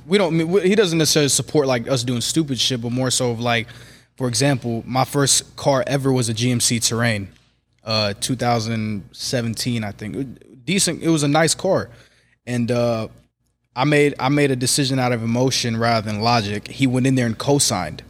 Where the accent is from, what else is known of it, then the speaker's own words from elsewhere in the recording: Kansas City, Missouri, United States; Kansas City, born and raised in Kansas City, Missouri, twenty-three years old